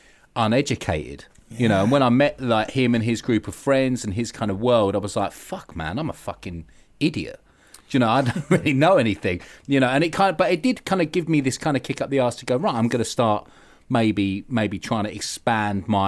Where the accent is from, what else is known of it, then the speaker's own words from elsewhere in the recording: London, United Kingdom; accent: common London twang; I'm from just by Kingston, South London.